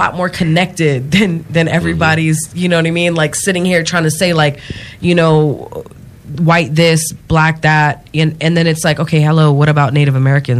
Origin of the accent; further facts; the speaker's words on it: Japan; I grew up in Japan, so I've always been a foreigner. You know what I mean? Not living in where I'm, like, the country I belong to. I was born in Japan, but I was born on a military base, so I am a U.S. citizen.